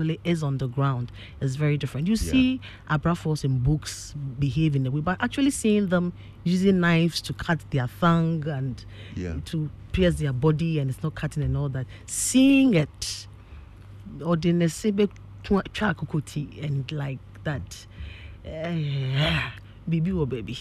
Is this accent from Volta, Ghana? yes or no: no; Accra, Greater Accra, Ghana; also born or lived in Kwahu; My mom and dad lived, well, I grew up in Asalamdown